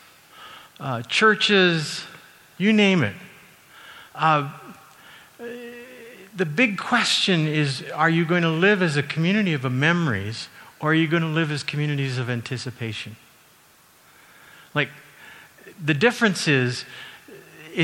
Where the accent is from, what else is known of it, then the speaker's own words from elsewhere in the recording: Calgary, Alberta, Canada; I grew up in Calgary